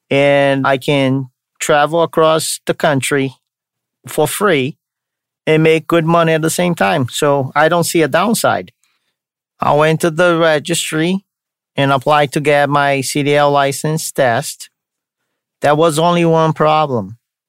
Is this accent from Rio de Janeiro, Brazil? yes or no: no; São Paulo, Brazil; Now you know that I'm from Brazil, from the state of São Paulo, which has the capital also called São Paulo. So I'm from São Paulo, Brazil.